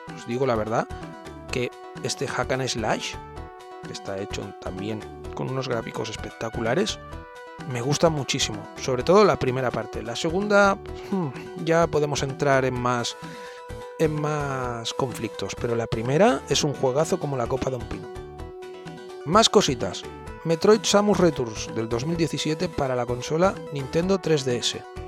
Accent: Spain; los españoles

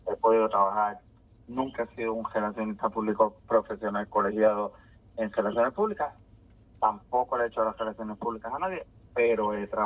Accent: Bayamón, Puerto Rico; yo soy nacido y criado en Bayamón, pero mi familia materna es de Comerío, mi familia paterna es de Corozal, o sea que tengo el campo dentro de la avena de la ciudad así que soy campo y ciudad en una misma persona

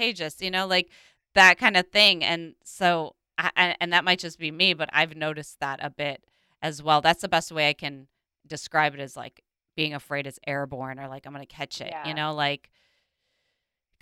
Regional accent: Minnesota, United States; Growing up in Minnesota

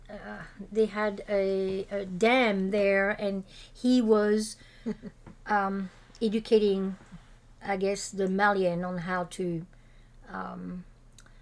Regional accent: France; born or raised there; English is a second language; moved away as an adult; also born or lived in Morocco; now in San Diego, United States

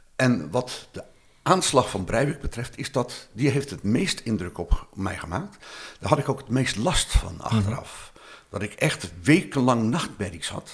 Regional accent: Rotterdam, South Holland, Netherlands; ik kom uit een arbeidersbuurt in Rotterdam

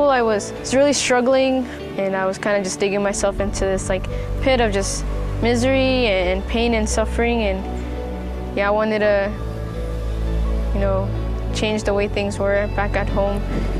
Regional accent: Miami, Florida, United States; I'm 21 years old. I'm from Miami, Florida.

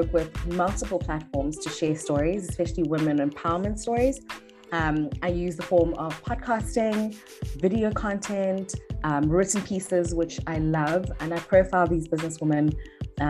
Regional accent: East London, Eastern Cape, South Africa; now in Cape Town, South Africa; I was born and bred in East London, had a very good upbringing, raised by my mother

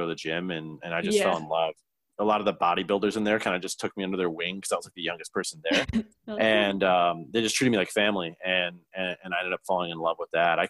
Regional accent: Lincoln Park, Michigan, United States; I grew up in Lincoln Park, Michigan

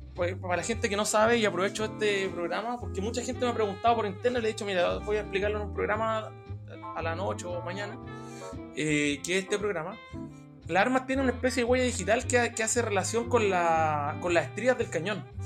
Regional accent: Chile; nosotros como chilenos

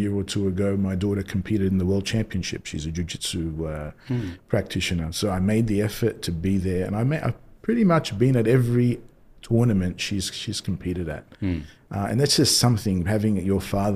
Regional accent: Australia; moved away as an adult; also born or lived in Indonesia / Paris, France; now in Dubai, United Arab Emirates; I grew up in Australia. I was born in Australia, actually, and started my career there, went to school there

